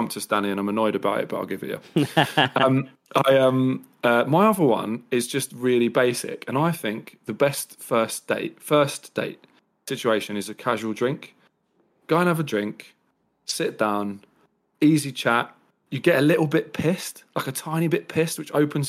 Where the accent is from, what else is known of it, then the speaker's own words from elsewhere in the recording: Brighton, South East England, United Kingdom; Because I'm from Brighton